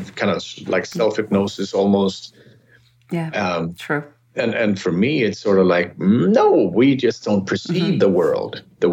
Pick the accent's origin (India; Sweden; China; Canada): Sweden; moved away as an adult; also born or lived in California; now in Los Angeles, United States; I grew up in Sweden